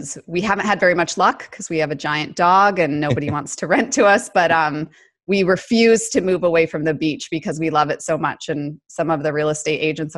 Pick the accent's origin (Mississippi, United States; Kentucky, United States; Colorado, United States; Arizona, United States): Colorado, United States; accent: American; moved away as an adult; now in Sydney, Australia; I'm from Colorado originally